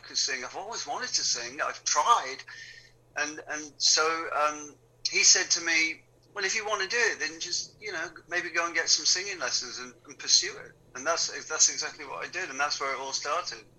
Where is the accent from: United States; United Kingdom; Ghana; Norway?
United Kingdom; Wigan, North West England; moved away; also born or lived in London; Growing up in Wigan, we never went to the theatre